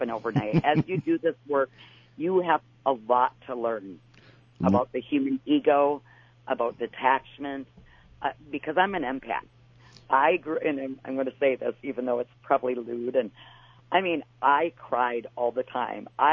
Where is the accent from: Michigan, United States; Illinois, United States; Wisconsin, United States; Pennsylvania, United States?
Wisconsin, United States; I'm from Wisconsin